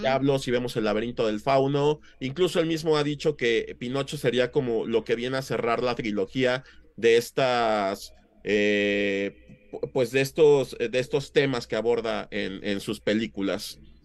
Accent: Mexico; como mexicanos

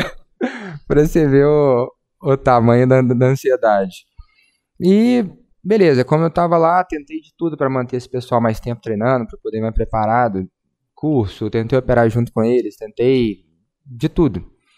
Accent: Belo Horizonte, Minas Gerais, Brazil; nascido e criado em Belzonte, Minas Gerais

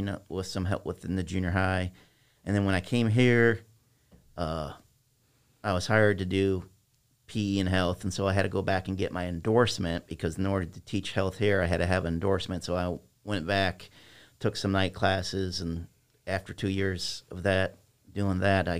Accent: East Moline, Illinois, United States; also born or lived in Silvis, Illinois; East Moline, Illinois

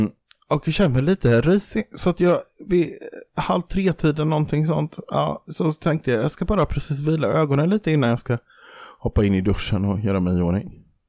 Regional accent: Kaxholmen, Jönköping County, Sweden; sen har jag också i min barndom stulit på ICA i Kaxholmen

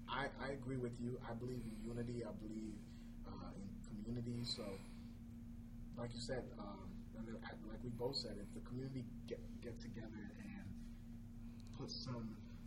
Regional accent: Brooklyn Park, Minnesota, United States; now in Menominee, United States; When I got here, you know, I'm from Minnesota. I'm from a big, you know, BP.

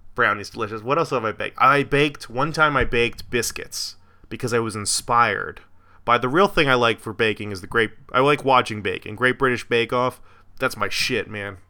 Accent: Florida, United States; My hometown, Florida

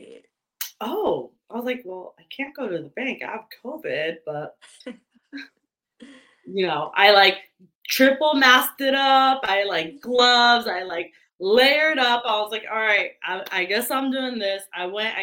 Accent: California, United States; I'm a weird California girl. Born and raised in California

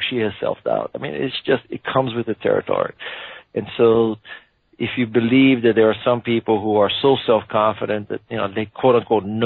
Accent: Hawaii, United States; I was born and raised in Hawaii

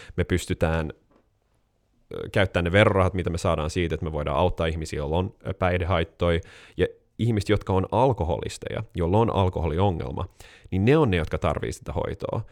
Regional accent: Helsinki, Uusimaa, Finland; also born or lived in United States; Mun faija on Jenkki, mut se on helsinkiläinen, äh, mä oon siis neljän sukupolven stadilainen

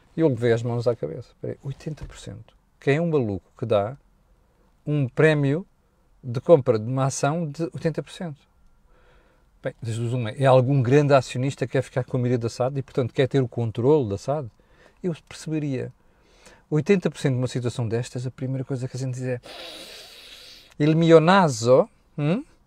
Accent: Mozambique; now in Portugal; Eu, eu cresci em Moçambique

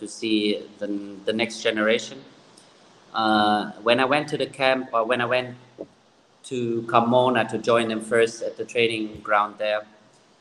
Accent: Germany; moved away; I grew up in Germany

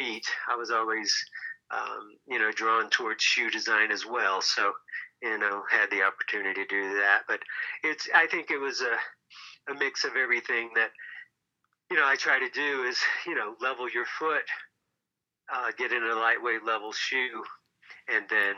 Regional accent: Tennessee, United States; moved away as an adult; also born or lived in Aspen, Colorado; now in Boulder, United States; I was a ski bum from Tennessee

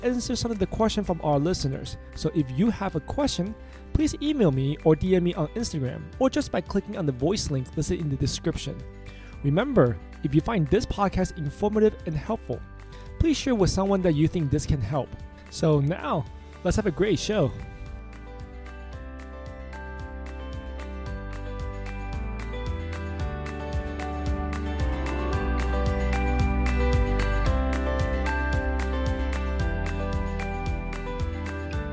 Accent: California, United States; I am from California and it is still very dear to my heart

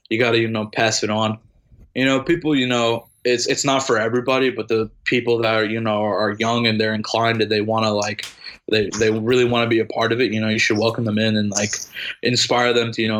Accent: Long Island, New York, United States; moved away; also born or lived in Florida; moving away showed me how lucky I am to be from Long Island

